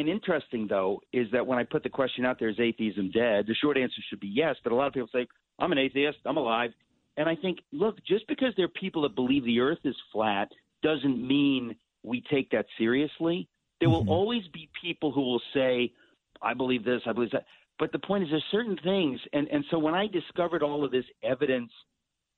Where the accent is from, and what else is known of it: New York, United States; born or raised there